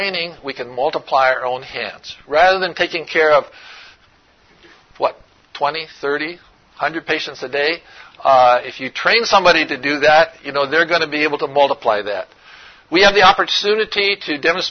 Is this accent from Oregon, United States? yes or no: yes; Oregon, United States; I'm from Oregon